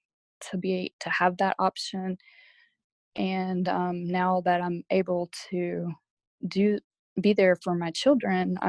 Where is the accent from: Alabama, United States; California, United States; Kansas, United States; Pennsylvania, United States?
Alabama, United States; moved away as an adult; I grew up in Alabama, born there, raised there until I joined the military